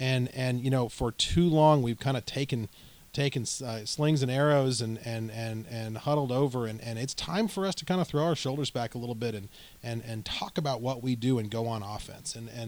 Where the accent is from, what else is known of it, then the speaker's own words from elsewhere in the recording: Southwest, United States; So we're from the Southwest, a couple of us, and you know, West Texas we include in that.